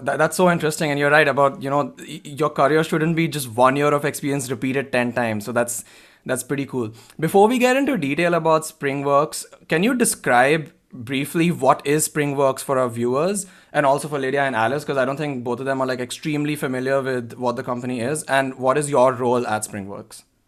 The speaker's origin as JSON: {"language": "English", "town": "Bangalore", "region": "Karnataka", "country": "India", "tie": "born or raised there", "said": "based in Bangalore in India, my hometown"}